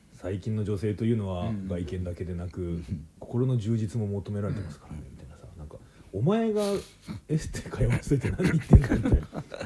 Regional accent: Hokkaido, Japan; 私は北海道出身

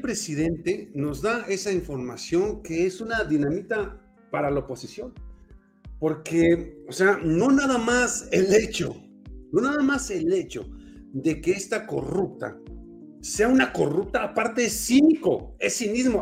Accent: Mexico; nosotros como mexicanos

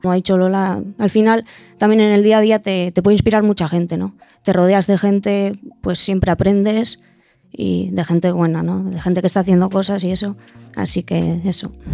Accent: San Sebastián, Basque Country, Spain; de Donosti

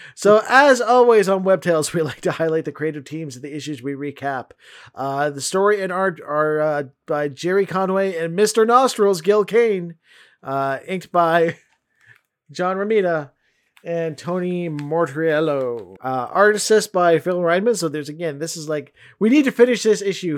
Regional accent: Vancouver, British Columbia, Canada; I'm from Vancouver

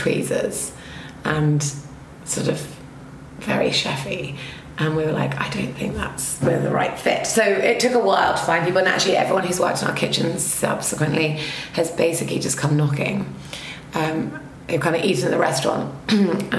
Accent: Aldeburgh, East of England, United Kingdom; now in New York, United States; I come from Albra

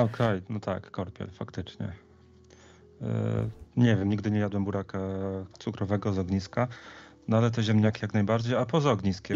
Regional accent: Poland; moved away; pochodzę z Zagłębia, gdzie ludzie mają bardzo dużo truskawek

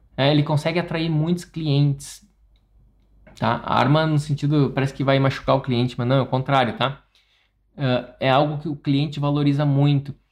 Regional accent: interior of Rio Grande do Sul, Brazil; now in Porto Alegre, Brazil; eu sou do interior do estado, do Rio Grande do Sul. Eu me mudei para Porto Alegre

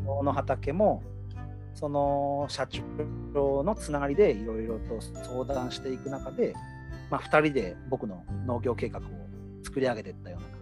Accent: Fuji, Shizuoka, Japan; 僕富士宮っていうより富士市出身なんですけど

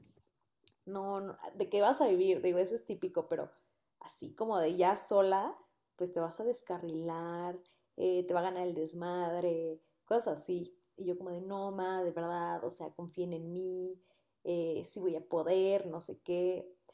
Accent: Mexico City, Mexico; moved away as an adult; also born or lived in Puebla; yo soy de Ciudad de México, mi compañera aquí presente igual, y las dos nos fuimos a vivir a Puebla para estudiar la universidad allá

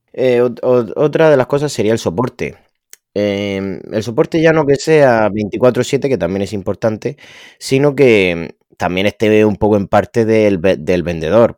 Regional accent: Spain; yo soy de España

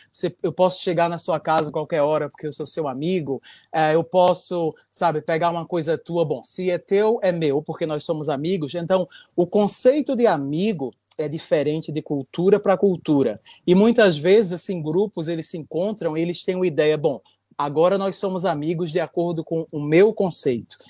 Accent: Recife, Pernambuco, Brazil; now in Japan; eu sou de Recife.

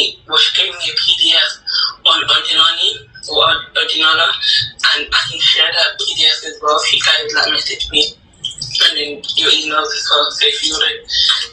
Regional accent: London, United Kingdom; I'm 22. I'm from London

